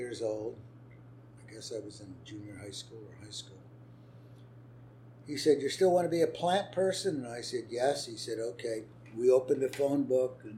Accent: Allentown, Pennsylvania, United States; also born or lived in Philadelphia, Pennsylvania / New Hope, Pennsylvania; I was born in Philadelphia, but brought up in a little town called Allentown

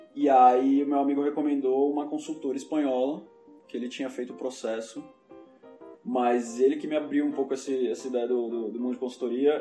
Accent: São Paulo, Brazil; moved away as an adult; now in Madrid, Spain; Eu nasci em São Paulo, nasci e cresci em São Paulo

